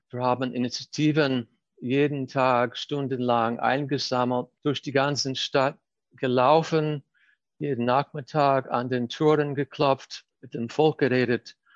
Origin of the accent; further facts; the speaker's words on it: Baltimore, Maryland, United States; born there; 1961 bin ich in Baltimore geboren, im Atlantic im Reihenhaus in einer tagestypischen äh, amerikanischen äh, Familie. Wir sind in den Jahren danach oft umgezogen von der Ostküste zur Westküste.